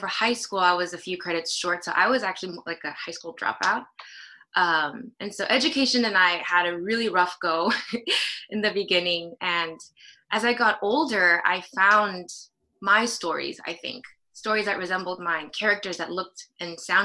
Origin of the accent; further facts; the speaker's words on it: Los Angeles, California, United States; also born or lived in South Korea; I was born in South Korea, came to the States when I was about 4 with my family, and I've been living in Los Angeles ever since.